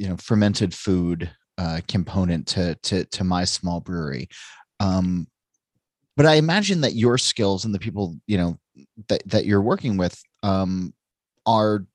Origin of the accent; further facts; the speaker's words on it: New Jersey, United States; I'm from Jersey